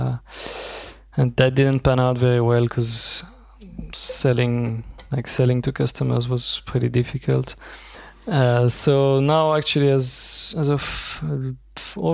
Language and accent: English; Belgium; now in Zurich, Switzerland; I'm from Belgium and I now live in Switzerland